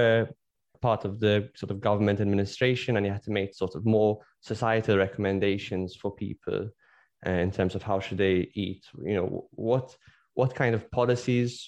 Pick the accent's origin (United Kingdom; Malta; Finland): Malta; I come from Malta, which is a country